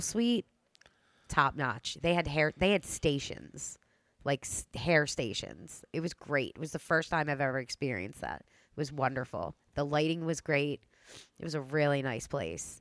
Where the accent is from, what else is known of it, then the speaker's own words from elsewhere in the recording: Delaware County, Pennsylvania, United States; Delco girl.